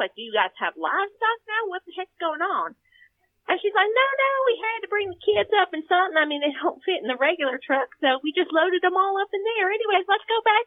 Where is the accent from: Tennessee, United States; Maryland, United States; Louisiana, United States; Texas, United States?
Texas, United States; I grew up in Texas